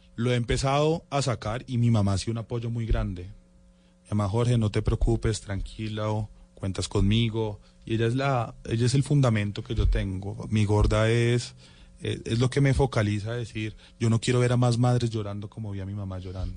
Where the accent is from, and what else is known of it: Bogotá, Colombia